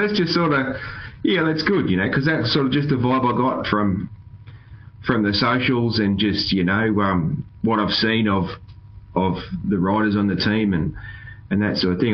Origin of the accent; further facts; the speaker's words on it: Australia; I'm an Aussie